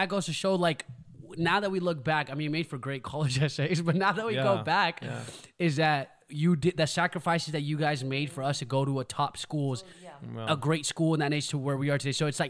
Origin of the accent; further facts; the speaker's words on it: El Segundo, California, United States; But then ultimately we ended up moving back to the neighborhood that we grew up in El Segundo.